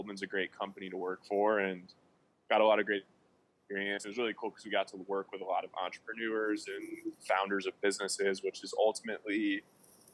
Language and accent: English; Birmingham, Michigan, United States; moved away as an adult; now in Dallas, United States; So originally from Birmingham, Michigan, youngest of four kids.